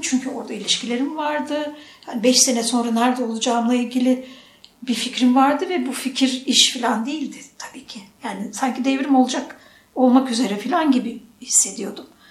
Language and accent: Turkish; Ankara, Turkey; moved away as an adult; also born or lived in Istanbul; now in Bolu, Turkey; Ankara'dan gitmişim